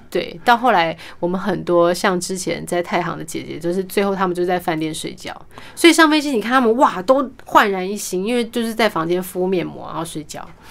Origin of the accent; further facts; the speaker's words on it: Kaohsiung, Taiwan; first language Mandarin; 我是高雄人